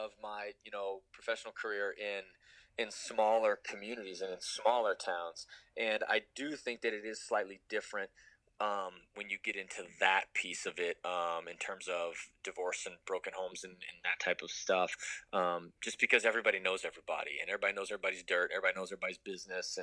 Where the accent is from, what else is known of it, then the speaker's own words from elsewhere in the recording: Kansas City, Missouri, United States; also born or lived in Columbia, Missouri; I was born in Columbia, Missouri, and grew up there for until I was in second grade. At that time, my family moved to Kansas City